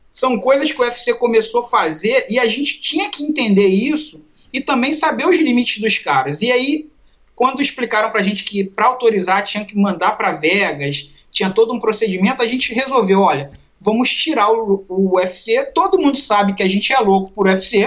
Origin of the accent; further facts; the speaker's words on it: Rio de Janeiro, Brazil; eu sou lá do Rio